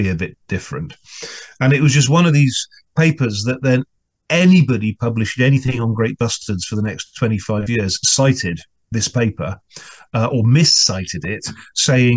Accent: England, United Kingdom; an Englishman

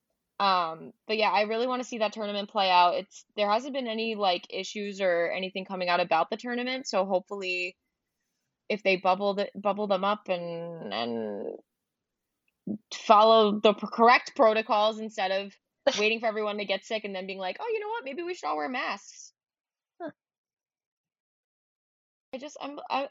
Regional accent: United States; as an American

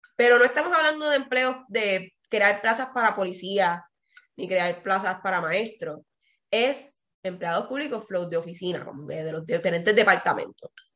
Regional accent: Puerto Rico; yo soy de Puerto Rico

